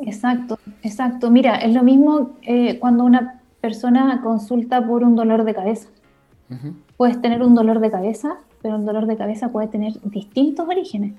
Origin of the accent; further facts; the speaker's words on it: Concepción, Biobío, Chile; Yo soy de Conce